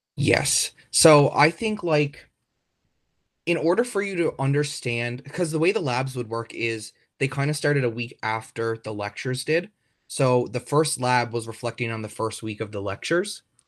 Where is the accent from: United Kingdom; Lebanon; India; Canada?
Canada; Trout River, Newfoundland and Labrador; also born or lived in St. John's, Newfoundland; I'm from Troutey, Newfoundland